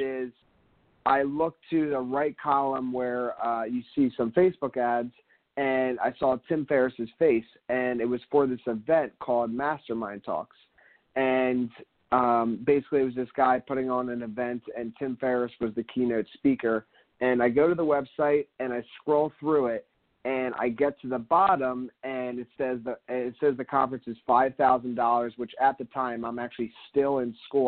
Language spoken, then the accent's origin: English; Philadelphia, Pennsylvania, United States; now in Miami, United States; I'm originally from Philadelphia. And now I live down here in Miami